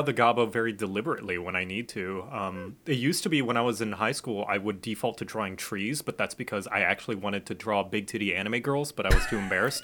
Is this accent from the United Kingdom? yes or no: no; Thailand; I grew up in Thailand.